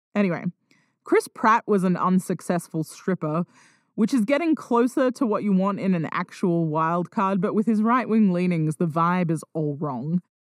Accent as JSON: {"language": "English", "country": "Australia", "said": "I'm Australian"}